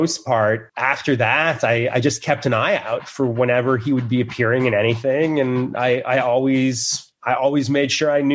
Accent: Fort Lauderdale, Florida, United States; there was this place where I grew up in Fort Lauderdale

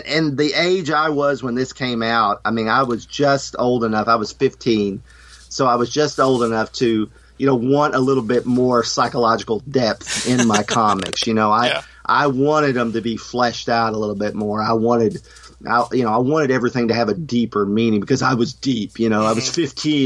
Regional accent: Kentucky, United States; I'm from Kentucky

